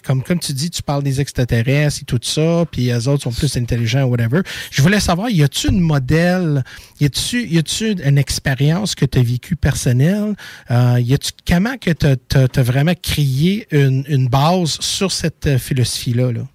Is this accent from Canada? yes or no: yes; Montreal, Quebec, Canada; Je viens de Montréal